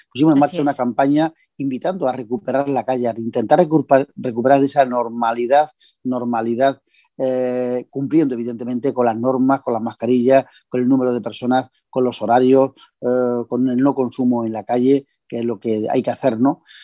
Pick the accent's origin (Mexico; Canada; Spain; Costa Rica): Spain; Bedmar, Jaén, Andalusia; estando de concejal en mi pueblo